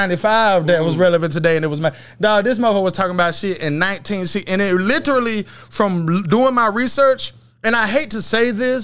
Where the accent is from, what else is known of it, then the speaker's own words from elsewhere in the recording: Texas, United States; I'm from Texas